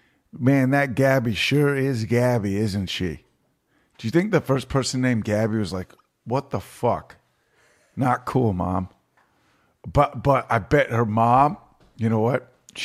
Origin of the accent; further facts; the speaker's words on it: Virginia, United States; I'm from Virginia.